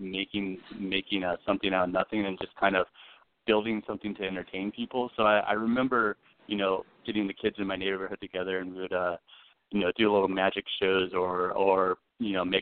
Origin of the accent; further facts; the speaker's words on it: Phoenix, Arizona, United States; Born and raised in Phoenix, Arizona